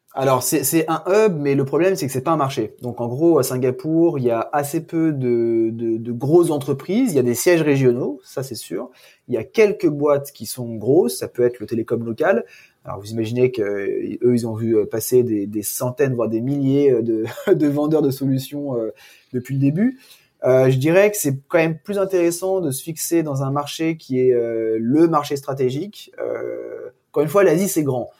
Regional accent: France; nous, en tant que Français

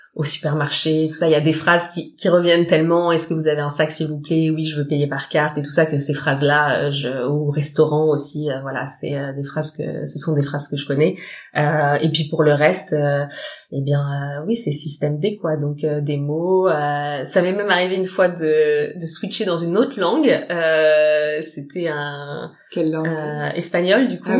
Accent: Paris region, Île-de-France, France; moved away as an adult; also born or lived in Frankfurt, Germany; now in Düsseldorf, Germany; je viens de région parisienne euh, et ça fait 7 ans que je vis à Düsseldorf maintenant

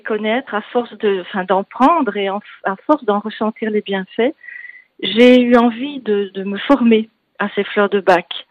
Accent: Belgium; accent: Belgian; moved away; vous entendrez un bon accent, donc que je ne suis pas d'ici, je suis belge

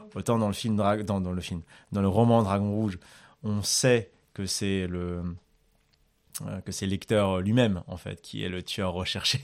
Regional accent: Madagascar; quand j'étais petit à Madagascar

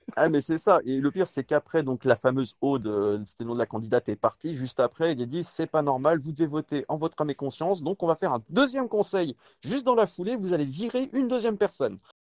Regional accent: France; also born or lived in Le Mans; pour nous en France

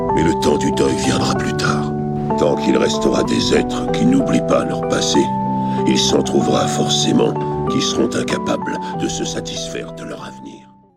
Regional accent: Sainte-Rose, Guadeloupe; je connais le lycée Aaron parce que j'y étais à ce lycée et je connais très bien Bébel parce que j'étais à ce collège aussi, euh, parce que je suis de Sainte-Rose.

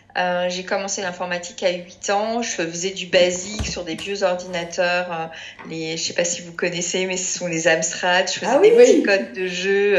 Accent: Paris, Île-de-France, France; je suis parisienne

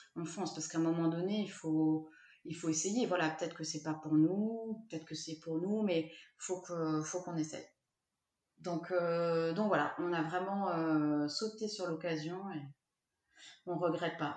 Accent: Lyon, Auvergne-Rhône-Alpes, France; moved away as an adult; also born or lived in Toulouse; je viens de Lyon

